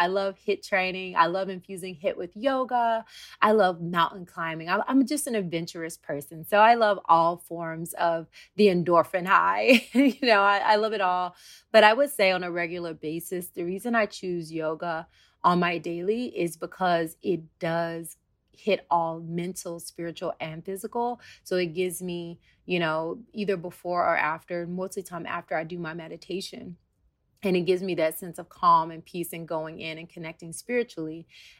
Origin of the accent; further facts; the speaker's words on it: the South, United States; cornbread, you know, I'm from the South.